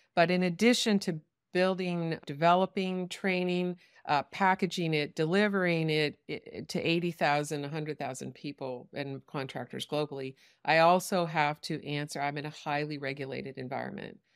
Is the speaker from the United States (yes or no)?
yes; United States; I'm an American who only speaks English